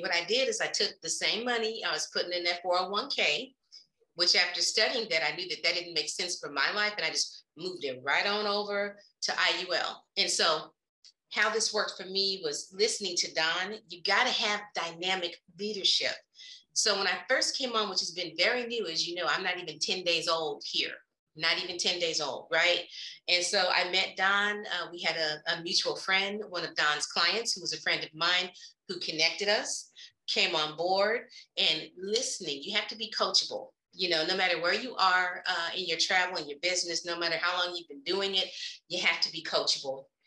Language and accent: English; Oklahoma City, Oklahoma, United States; I am originally from Oklahoma City, not too far from Dallas